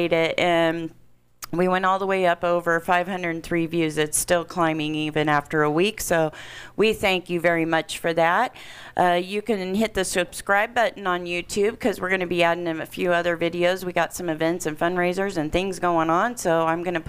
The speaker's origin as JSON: {"language": "English", "region": "Indiana", "country": "United States", "moved": "yes", "said": "I'm from Indiana originally, just about probably half an hour from where this is being taken place"}